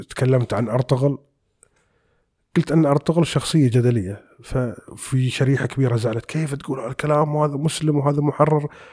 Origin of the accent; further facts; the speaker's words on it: United Arab Emirates; احنا عندنا في الخليج يعني ما بنقول عندنا في الامارات ونقول بالخليج بشكل عام